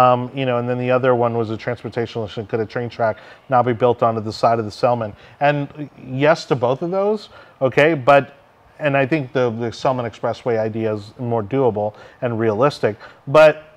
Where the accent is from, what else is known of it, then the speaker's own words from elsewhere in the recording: Miami, Florida, United States; moved away; I was born and raised in Miami in 1980, and I lived there for 20 plus years